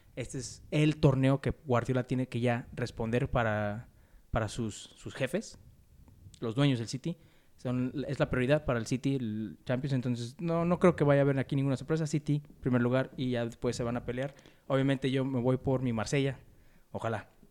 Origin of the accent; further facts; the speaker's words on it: Mexico; Somos mexicanos